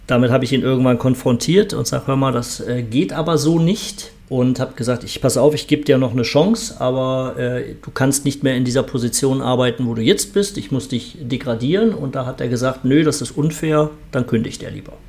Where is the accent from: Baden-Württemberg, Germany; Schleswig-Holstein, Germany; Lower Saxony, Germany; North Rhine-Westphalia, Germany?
North Rhine-Westphalia, Germany; Cologne; moved away as an adult; now in Vietnam; als Kölner